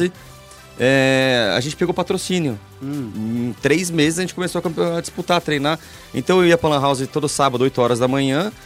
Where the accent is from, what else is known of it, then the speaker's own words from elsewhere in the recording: São Paulo, Brazil; moved away; Eu, eu sou do Tatuapé, nessa época eu morava no Tatuapé.